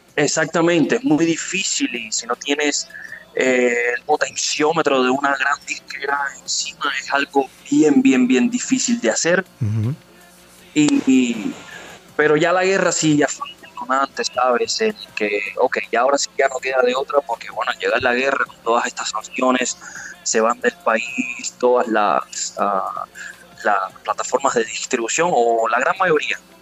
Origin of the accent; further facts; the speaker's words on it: Cuba; moved away as an adult; also born or lived in Russia / Guadalajara, Jalisco, Mexico; now in Mexico; vengo de Cuba